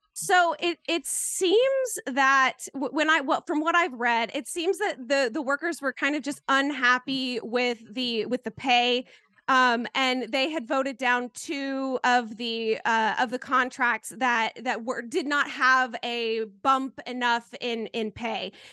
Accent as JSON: {"language": "English", "town": "Canton", "region": "North Carolina", "country": "United States", "tie": "born or raised there", "said": "my hometown"}